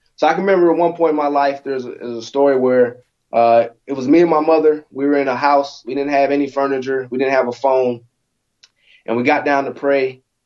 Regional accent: Alaska, United States; growing up in Alaska, so I was born born in Alaska, uh, 1984

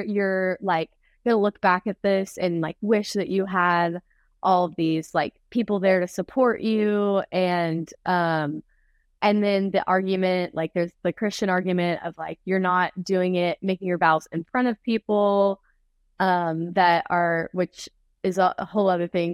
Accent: Texas, United States; ever since I have grown up in Texas

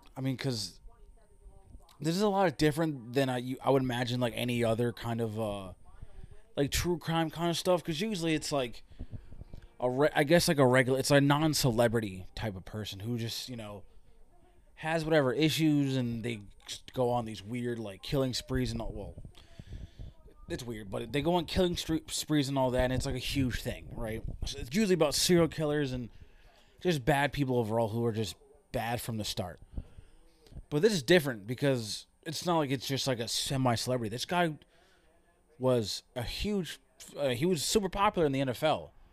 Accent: Connecticut, United States; I am from Connecticut

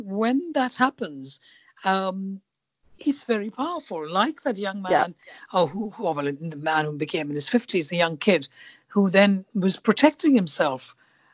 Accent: India; because as you know, I'm Indian.

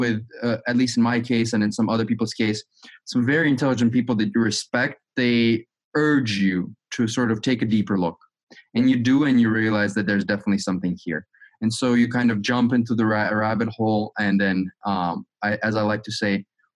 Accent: Azerbaijan; moved away as an adult; also born or lived in United States; I'm originally from Azerbaijan

